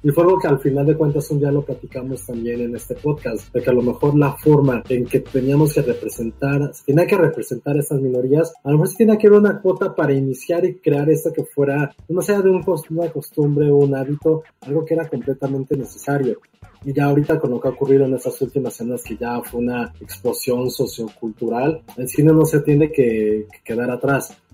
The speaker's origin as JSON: {"language": "Spanish", "country": "Mexico", "said": "como mexicanos"}